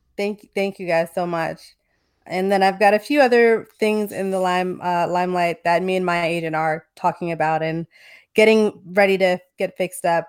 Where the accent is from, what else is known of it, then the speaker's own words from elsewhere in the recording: New Jersey, United States; now in Los Angeles, United States; I live in L A now, but I'm from New Jersey